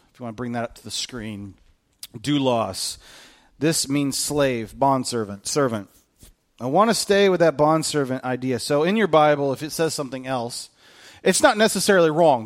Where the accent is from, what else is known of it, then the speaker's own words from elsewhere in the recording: United States; being a bondservant to Christ makes us a better American